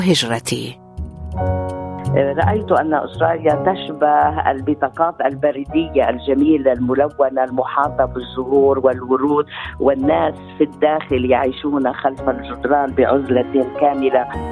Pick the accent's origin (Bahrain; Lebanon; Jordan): Lebanon; accent: Lebanese; moved away as an adult; also born or lived in Beirut; now in Australia; اتحدث اليك باللهجه اللبنانيه